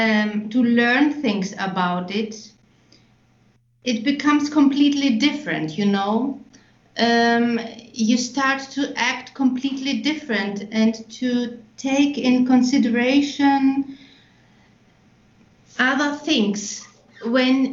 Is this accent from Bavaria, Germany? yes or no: yes; Nuremberg, Bavaria, Germany; I was born in Germany, in Nuremberg, which was a really nice, beautiful town, medieval with castles